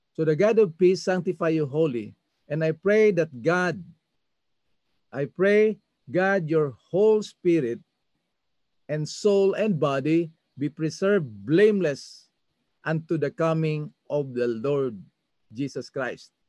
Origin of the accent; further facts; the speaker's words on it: Masbate, Bicol Region, Philippines; sa amin sa Masbate, lukban ang tawag nito